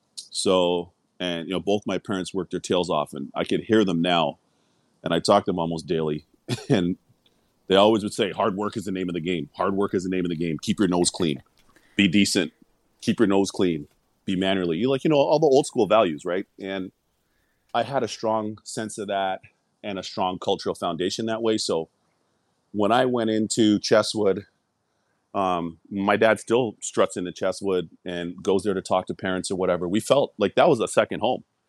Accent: Toronto, Ontario, Canada; moved away as an adult; also born or lived in Scarborough / Owen Sound; now in United States; I'm from Toronto. We had moved to Scarborough, which is a suburb of Toronto

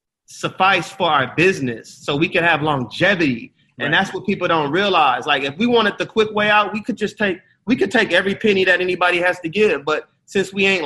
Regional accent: Los Angeles, California, United States; I am born and raised in West Los Angeles.

